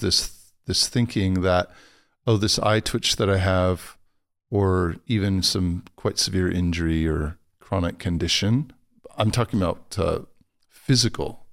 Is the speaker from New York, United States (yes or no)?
no; Los Angeles, California, United States; moved away; I'm from Los Angeles originally